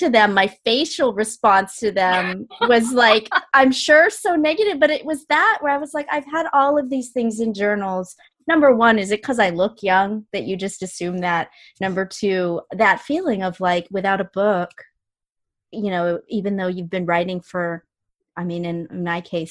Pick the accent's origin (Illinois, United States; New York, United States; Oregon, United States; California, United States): Oregon, United States; also born or lived in Ohio; I was born in Ohio and I was raised in Oregon and I was raised in a community that didn't have a lot of Filipinos